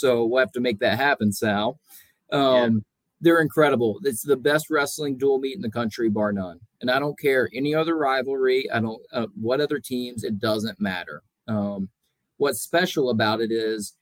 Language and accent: English; Soddy-Daisy, Tennessee, United States; moved away as an adult; also born or lived in Oklahoma; I grew up in Tennessee, graduated from Soddy Daisy High School